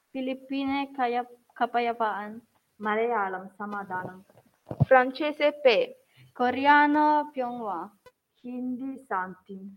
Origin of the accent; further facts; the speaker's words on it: Bangladesh; Italian is a second language; now in Italy; vengo dal Bangladesh.